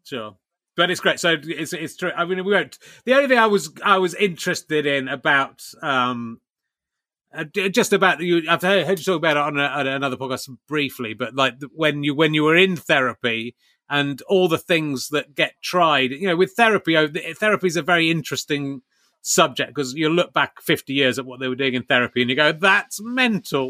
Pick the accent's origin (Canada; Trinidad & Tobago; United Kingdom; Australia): United Kingdom; Somerset, South West England; moved away; I grew up in Somerset